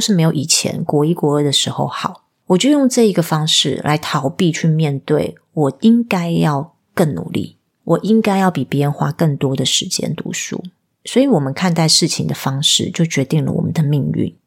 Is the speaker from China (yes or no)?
no; southern Taiwan, Taiwan; moved away; also born or lived in Taipei; 我是南部来的小孩